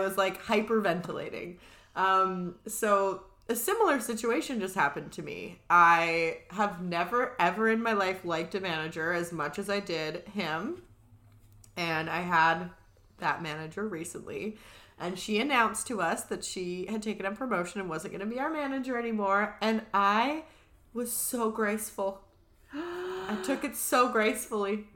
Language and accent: English; Vancouver Island, British Columbia, Canada; so we're obviously from Vancouver Island.